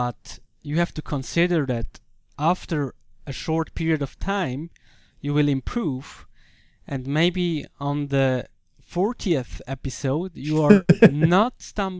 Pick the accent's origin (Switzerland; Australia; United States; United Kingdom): Switzerland; English is a second language; No, I come from Switzerland.